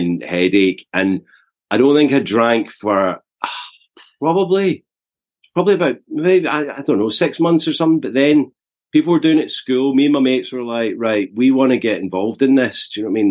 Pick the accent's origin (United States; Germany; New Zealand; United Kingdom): United Kingdom; Eaglesham, Scotland; also born or lived in Glasgow; I was born in Glasgow in 1980, so I'm 43 now. But grew up in the south side of Glasgow in a little village called Eaglesham.